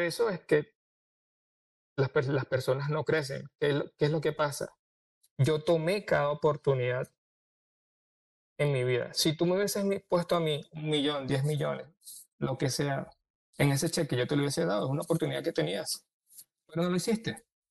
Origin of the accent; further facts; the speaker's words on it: Venezuela; moved away as an adult; now in Orlando, United States; A mí aquí me tratan como venezolano